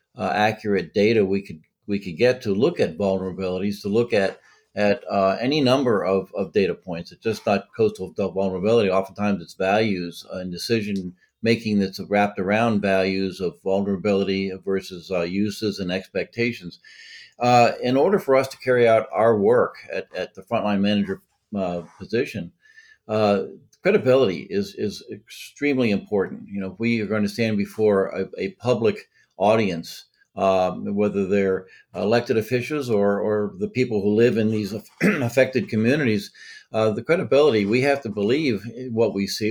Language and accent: English; Massachusetts, United States; now in Delaware, United States; I live here in Delaware. I'm from Massachusetts originally.